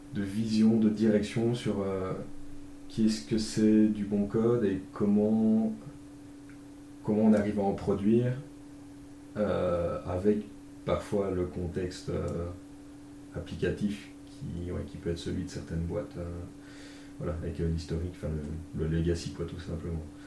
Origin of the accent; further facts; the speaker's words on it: Belgium; accent: Belgian; pour ceux qui n'auraient pas encore chopé à l'accent, je suis belge